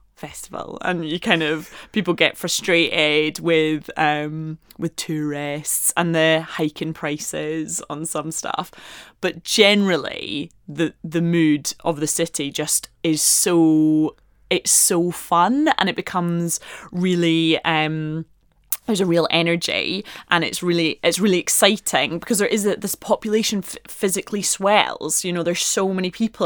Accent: Edinburgh, Scotland, United Kingdom; I grew up in Edinburgh

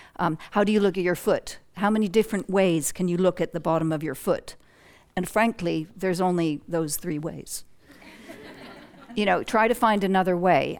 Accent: United States; moved away as an adult; growing up in the United States

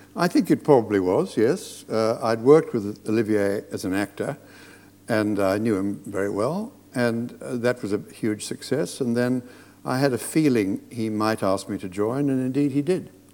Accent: Australia; moved away; I was brought up in Australia on the Hollywood movies of the 30s and the 40s.

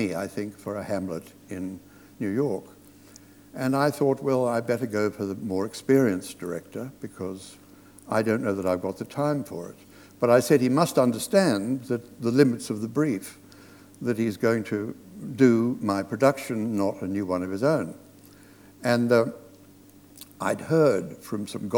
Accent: Australia; moved away; I was brought up in Australia

